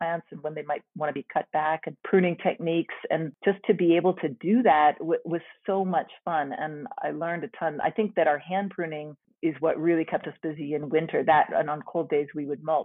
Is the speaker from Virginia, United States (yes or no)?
yes; Alexandria, Virginia, United States; now in Charlottesville, United States; I grew up in Alexandria